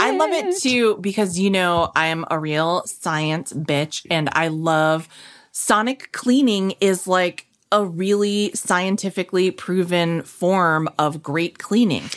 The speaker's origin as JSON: {"language": "English", "region": "New England", "country": "United States", "said": "I'm from New England too"}